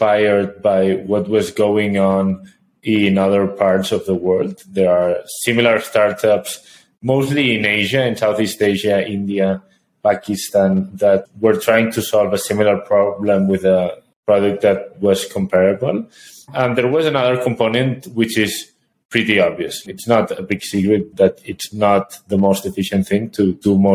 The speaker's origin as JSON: {"language": "English", "country": "Spain", "moved": "as an adult", "lives_now": "Colombia", "said": "We are both from Spain"}